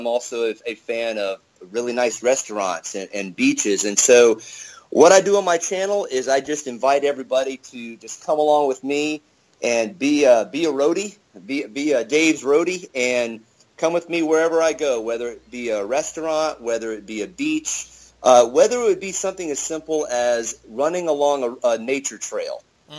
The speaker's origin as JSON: {"language": "English", "town": "Charleston", "region": "South Carolina", "country": "United States", "tie": "born or raised there", "also_born_or_lived": "Miami, Florida", "moved": "as an adult", "lives_now": "Charlotte, United States", "said": "I'm originally from Charleston, South Carolina. I was basically born and raised there. About the only other city I ever lived in besides Charleston and before my Air Force years was Miami, Florida."}